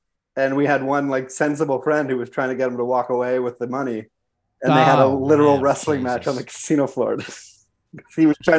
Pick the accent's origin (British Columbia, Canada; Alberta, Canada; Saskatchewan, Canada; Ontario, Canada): Ontario, Canada; Georgetown; also born or lived in Chicago; now in Los Angeles, United States; Born and raised in Georgetown, Ontario, just like an hour outside of Toronto.